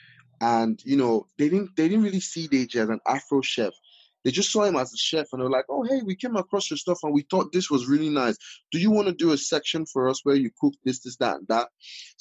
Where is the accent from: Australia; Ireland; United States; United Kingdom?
United Kingdom; Walsall, West Midlands; also born or lived in Nigeria; my hometown, my home city